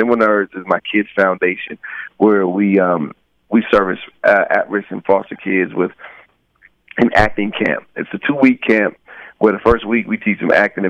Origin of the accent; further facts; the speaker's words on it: Rialto, California, United States; the name stems from the area that I grew up in Rialto, California. It was mm-hmm. a pretty kind of rough pocket at the time.